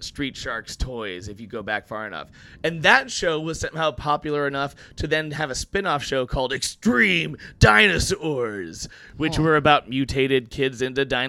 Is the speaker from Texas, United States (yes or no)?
yes; Houston, Texas, United States; now in New York City, United States; I'm from Texas originally